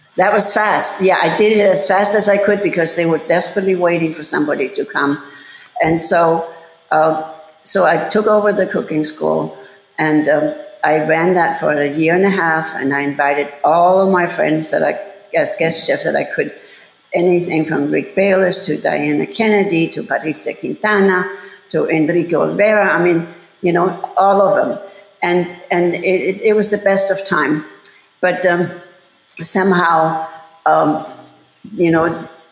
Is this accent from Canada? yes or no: no; Bavaria, Germany; moved away as an adult; also born or lived in Los Angeles / Chicago; I'm from Bavaria and we have horrible winters.